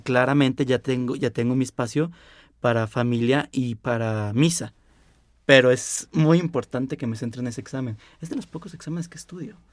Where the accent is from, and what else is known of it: Mexico